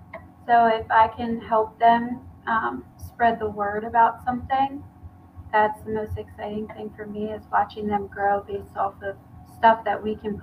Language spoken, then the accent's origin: English; Gilbertsville, Pennsylvania, United States; moved away as an adult; also born or lived in Myrtle Beach, South Carolina; I'm originally from Gilbertsville, Pennsylvania.